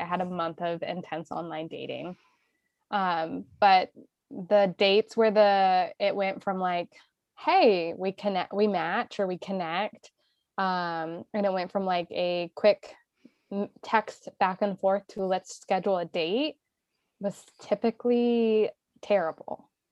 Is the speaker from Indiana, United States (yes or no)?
yes; Indiana, United States; moved away as an adult; We grew up in Indiana, right? We did not grow up in city life.